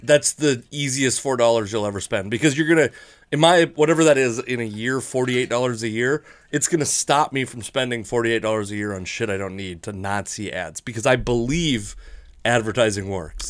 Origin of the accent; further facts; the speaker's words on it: Fife, Washington, United States; I grew up in Fife, Washington